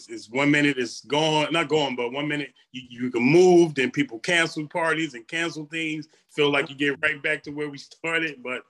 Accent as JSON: {"language": "English", "town": "Newark", "region": "New Jersey", "country": "United States", "tie": "born or raised there", "said": "We grew up in Newark in the project"}